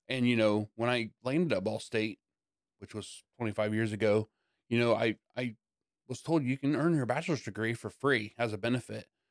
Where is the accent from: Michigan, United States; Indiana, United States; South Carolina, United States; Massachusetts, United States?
Indiana, United States; Yorktown; also born or lived in Blackford County, Indiana; we moved from Blackford, um, to Yorktown